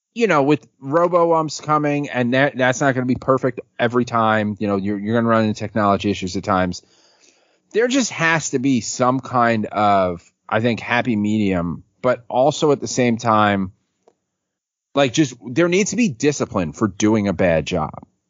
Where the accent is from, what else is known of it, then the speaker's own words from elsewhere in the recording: New York City, New York, United States; growing up on City Island